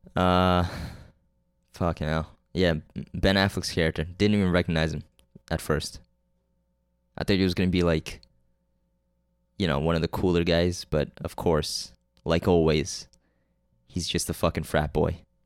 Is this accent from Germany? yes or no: no; Canada; also born or lived in Korea; I'm fucking Korean. And Canadian.